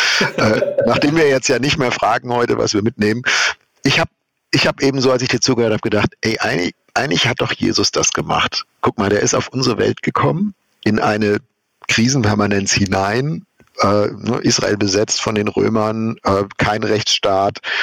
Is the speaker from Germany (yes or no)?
yes; Germany; wir als Deutsche